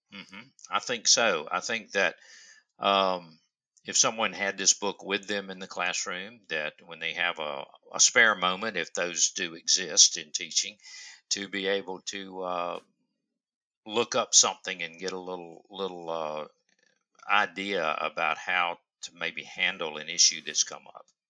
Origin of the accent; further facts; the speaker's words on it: Upstate South Carolina, United States; I am from the upstate of South Carolina. I'm sure you can't tell by my accent.